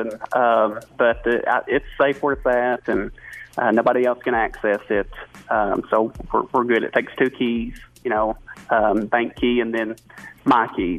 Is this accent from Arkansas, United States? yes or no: yes; Searcy, Arkansas, United States; So I grew up in Searcy, Arkansas.